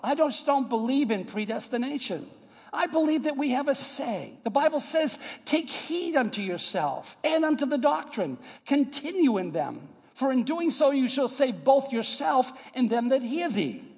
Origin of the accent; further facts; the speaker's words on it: United States; moved away; I, am from New York and Boston area